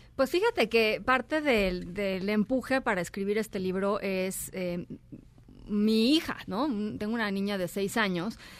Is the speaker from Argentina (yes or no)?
no; Mexico; somos los mexicanos